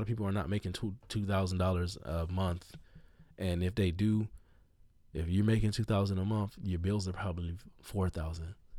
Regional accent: United States; I'm an American

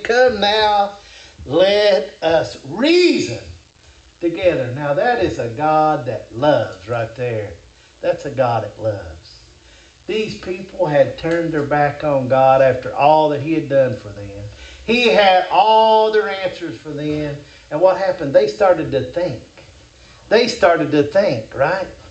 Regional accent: Kentucky, United States; I'm from Kentucky

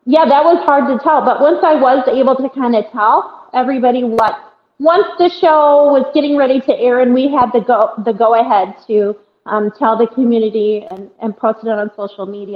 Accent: Iowa, United States; born or raised there

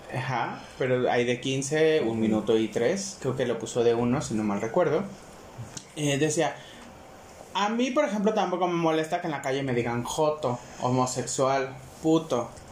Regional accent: Mexico; es un derecho que tenemos como mexicanos el podernos expresar

